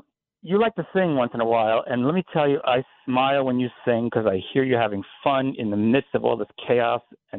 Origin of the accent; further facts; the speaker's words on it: New York, United States; I grew up in New York